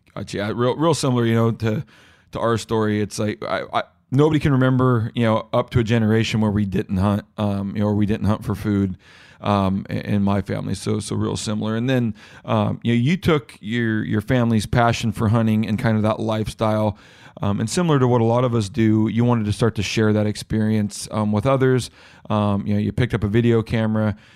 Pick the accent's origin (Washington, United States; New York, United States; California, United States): Washington, United States; my home state of Washington